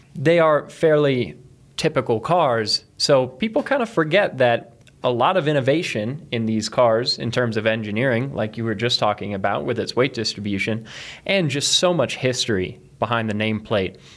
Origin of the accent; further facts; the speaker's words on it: East Coast, United States; now in Colorado, United States; where I grew up on the East Coast